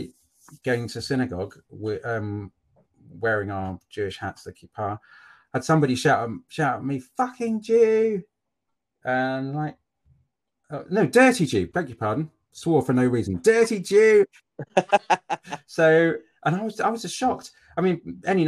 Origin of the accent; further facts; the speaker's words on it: Cambridge, East of England, United Kingdom; accent: posh; I'm from Cambridge. I grew up in Cambridge and I went to uni at Cambridge.